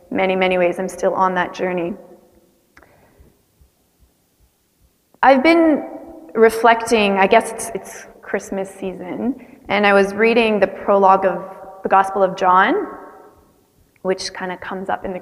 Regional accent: Canada; you can tell I have a bit of an accent. I'm from Canada, not from the United States of America.

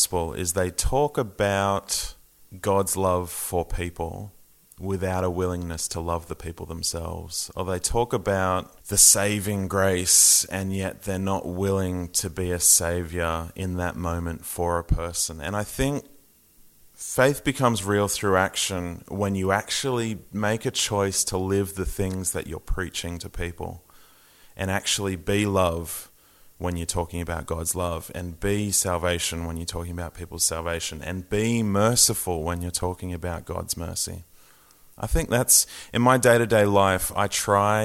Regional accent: Sydney, New South Wales, Australia; also born or lived in Wollongong; I grew up in Sydney

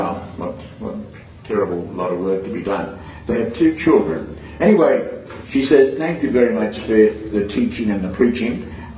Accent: Cambodia; moved away; I came from Cambodia, that tells a bit of a story. I converted from Buddhist to Roman Catholic 3 years ago with my two children.

